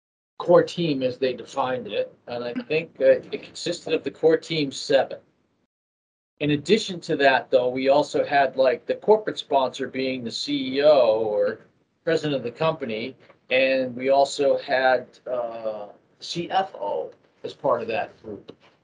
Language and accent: English; Massachusetts, United States; I actually grew up pretty close to Boston, probably only 6 or 8 miles outside of Boston.